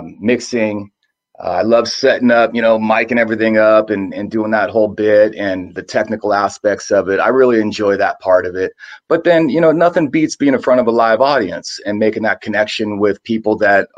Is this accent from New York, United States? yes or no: no; San Jose, California, United States; I'm from San Jose, California